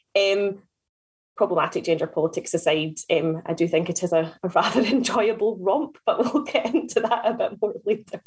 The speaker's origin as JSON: {"language": "English", "region": "Scotland", "country": "United Kingdom", "said": "as a Scot"}